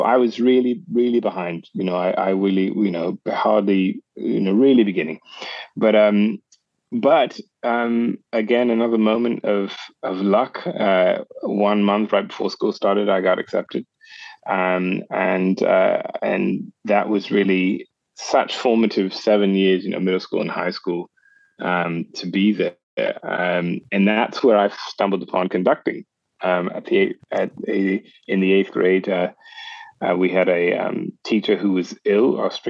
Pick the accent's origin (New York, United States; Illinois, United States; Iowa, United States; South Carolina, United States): South Carolina, United States; Charleston; moved away as an adult; also born or lived in Augusta, Georgia; I was born in Charleston, South Carolina, and I was born in Augusta, Georgia, actually, and raised in Charleston, South Carolina. But I've been very, very fortunate to be able to start my career in Europe, actually.